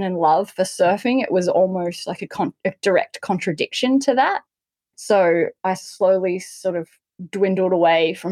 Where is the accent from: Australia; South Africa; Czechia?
Australia; Newcastle, New South Wales; I grew up in Newcastle on the Australian coast